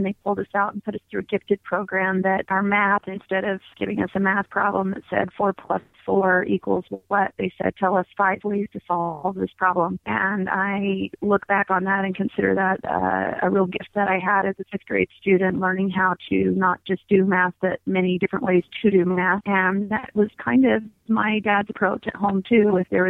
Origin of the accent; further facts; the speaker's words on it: Virginia Beach, Virginia, United States; also born or lived in North Carolina / Georgia / Kentucky; I was born in North Carolina, moved with my family to Georgia and then Kentucky and then Virginia as a teenager. I did high school in Virginia Beach.